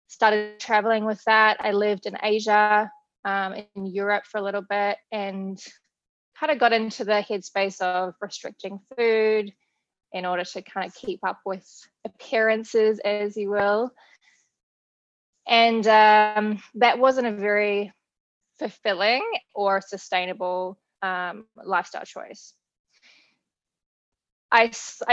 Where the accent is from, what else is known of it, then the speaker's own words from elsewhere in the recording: New Zealand; moved away as an adult; also born or lived in Australia; now in United States; I was born in New Zealand, if you can't tell from the accent. I moved to Australia when I was 19 years old